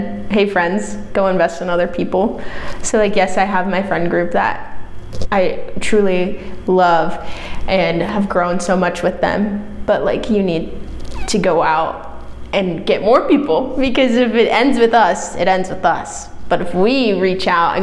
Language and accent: English; Omaha, Nebraska, United States; moved away as an adult; now in Vermillion, United States; I'm from Omaha, Nebraska. Not a small town. Grew up in suburbs